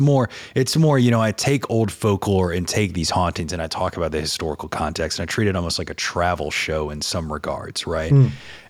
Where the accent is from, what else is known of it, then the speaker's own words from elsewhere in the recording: the South, United States; Look at what I mean, look at me. I look like a dirty Southerner, man.